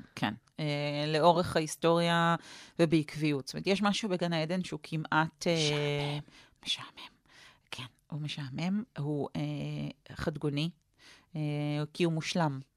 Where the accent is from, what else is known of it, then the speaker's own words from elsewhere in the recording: Jerusalem, Jerusalem District, Israel; גדלתי כמו באפי, אה, ליד פי הגיהנום